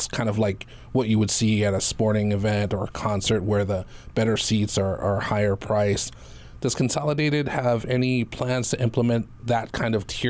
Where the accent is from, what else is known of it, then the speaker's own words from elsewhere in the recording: Waimea, Hawaii, United States; now in Aiea, United States; I grew up on the Big Island. I grew up in Waimea, so I had to drive an hour to Kona or Hilo to go to the movies. But now I live in Aiea